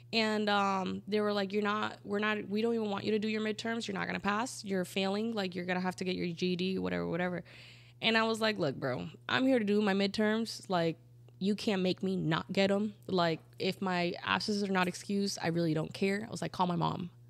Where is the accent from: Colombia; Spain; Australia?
Colombia; moved away; I grew up in Colombia in a super Catholic town